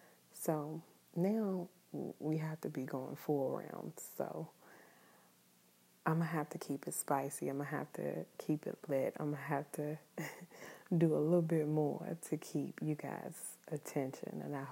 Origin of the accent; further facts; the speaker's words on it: New Zealand; I am Kiwi.